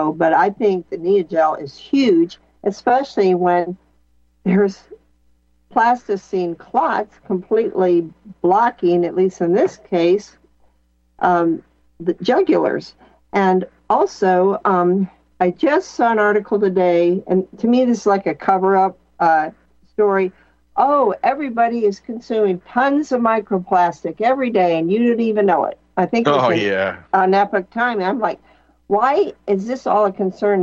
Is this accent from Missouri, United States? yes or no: yes; Missouri, United States; I'm from Missouri